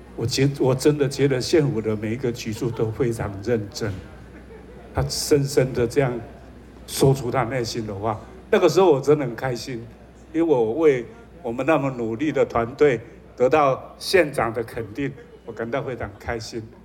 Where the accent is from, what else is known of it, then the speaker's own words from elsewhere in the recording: Nantou County, Taiwan; 因为我是一个土生土长的南投人，没想到还可以有机会来为我自己的土地奉献服务